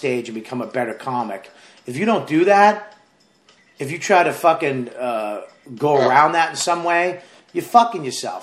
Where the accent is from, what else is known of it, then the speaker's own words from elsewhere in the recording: Boston, Massachusetts, United States; moved away as an adult; also born or lived in New York City; That was my hometown